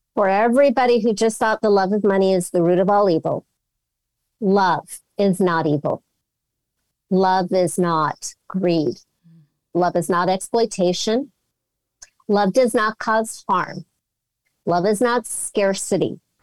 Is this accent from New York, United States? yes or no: no; Los Angeles, California, United States; I'm from Los Angeles.